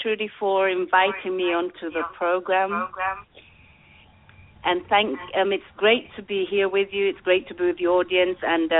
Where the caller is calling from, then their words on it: London, United Kingdom; I'm speaking from London, England. So hello from London, England. It's like past midnight over here.